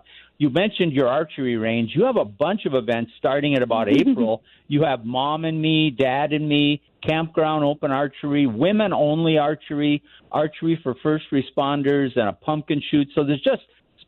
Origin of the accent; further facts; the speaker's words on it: Hibbing, Minnesota, United States; now in Colorado, United States; my hometown in Hibbing.